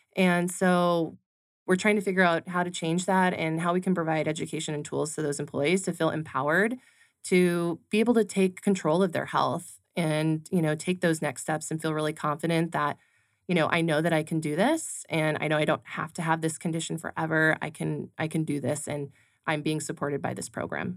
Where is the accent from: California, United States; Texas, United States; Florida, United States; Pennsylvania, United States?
California, United States; now in Arizona, United States; I grew up in California